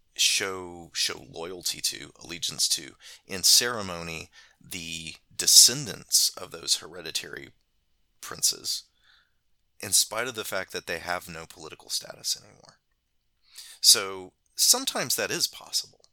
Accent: United States; as an American

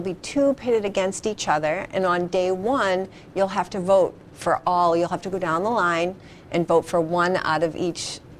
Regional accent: Quincy, Massachusetts, United States; I grew up in Quincy.

